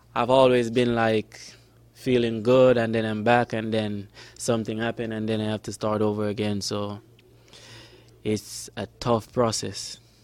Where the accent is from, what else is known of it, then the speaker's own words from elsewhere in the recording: Jamaica; also born or lived in Florida; now in Sacramento, United States; I'm from Jamaica.